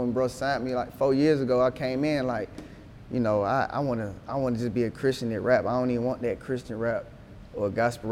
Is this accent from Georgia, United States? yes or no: yes; Atlanta, Georgia, United States; also born or lived in Decatur, Georgia; growing up in Atlanta